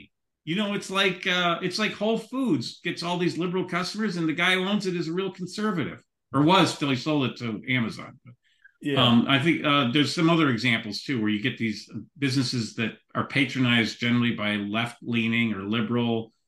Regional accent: Cook County, northern suburbs of Chicago, Illinois, United States; I was a Republican growing up in Cook County or that I was a White Sox fan growing up in the northern suburbs.

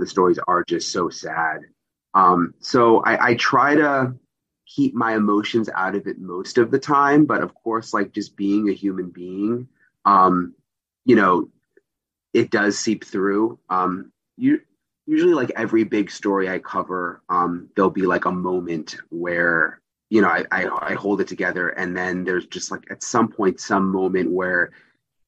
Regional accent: South Florida, United States; also born or lived in Missouri; I grew up in South Florida near where I live now

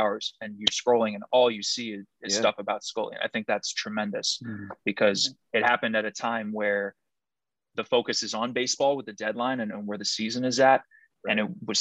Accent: New York, United States; growing up in New York

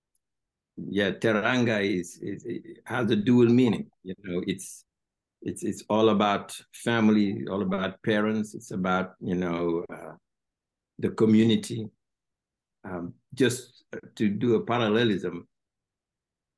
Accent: Senegal; English is a second language; now in United States; people don't know much about Senegal in this part of the world because we're French-speaking countries

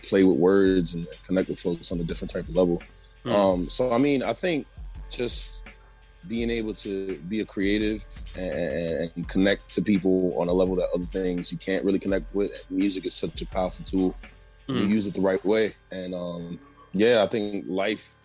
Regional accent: New York City, New York, United States; I was originally born and raised in the Zuriga area by Castle Hill.

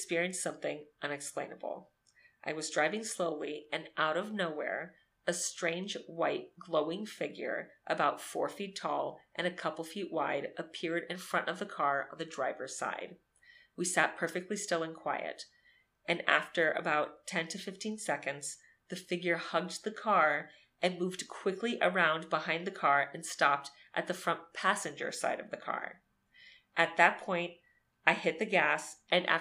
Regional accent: Miami, Florida, United States; growing up in Miami

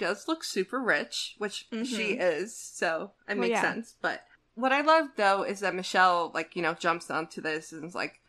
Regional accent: New Jersey, United States; I'm from New Jersey

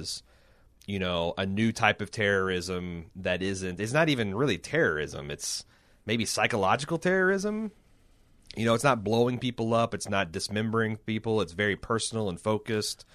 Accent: United States; speaking of this as an American.

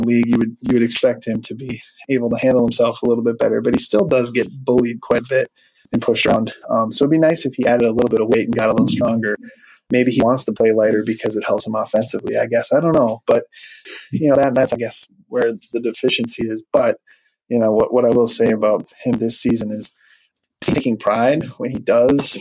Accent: Wisconsin, United States; now in Minneapolis, United States; I'm originally from Wisconsin, but I live, in Minneapolis now

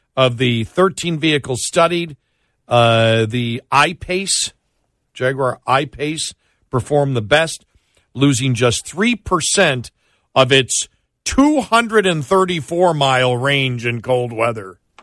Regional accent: Buffalo, New York, United States; now in Dallas, United States; when I grew up in Buffalo

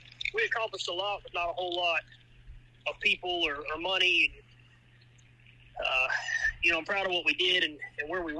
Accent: Savannah, Georgia, United States; I'm from the Savannah area, so I'm only about 30 minutes from Scriven.

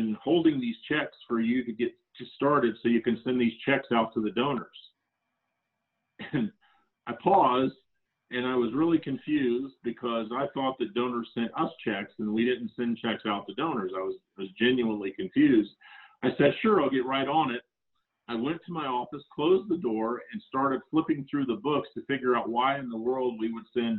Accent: Central Florida, United States; now in Salt Lake City, United States; I grew up in Central Florida, a fan of Disney.

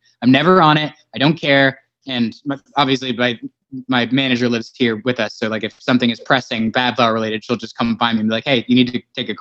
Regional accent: Los Angeles, California, United States; moved away as an adult; now in Nashville area, Tennessee, United States; I'm like from the Valley, San Fernando Valley

